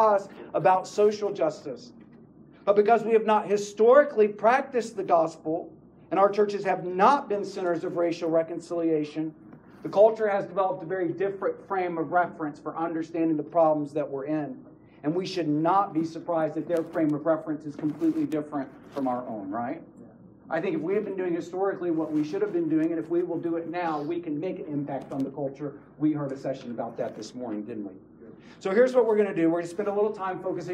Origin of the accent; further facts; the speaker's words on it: West Texas, United States; now in Fort Worth, United States; I grew up in West Texas.